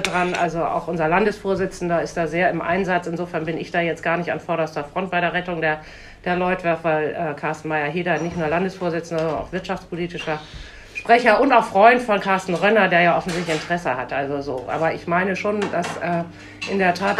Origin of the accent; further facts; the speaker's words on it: Bremen, Germany; moved away as an adult; also born or lived in Munich; ich bin in Bremen geboren und zur Schule gegangen, habe mal zehn Jahre in Süddeutschland eine Auszeit genommen